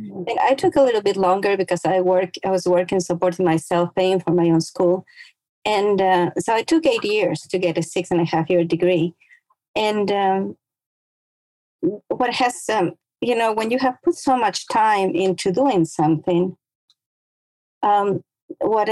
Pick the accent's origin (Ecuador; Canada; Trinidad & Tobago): Ecuador; moved away as an adult; now in United States; I was born and raised in Ecuador, which is a small country in South America, right on the equator